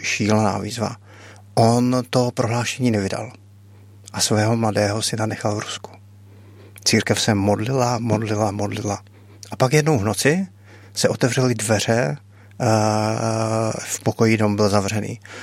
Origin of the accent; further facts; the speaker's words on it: Czechia; jsem humanitární pracovník z Česka